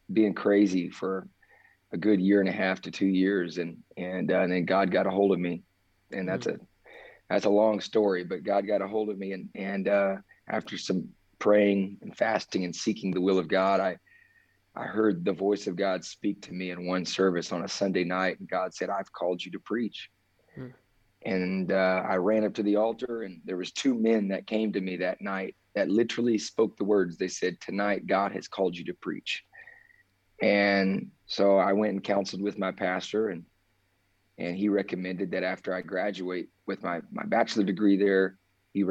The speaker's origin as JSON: {"language": "English", "town": "Austin", "region": "Texas", "country": "United States", "tie": "born or raised there", "said": "I was born and raised in Austin, Texas"}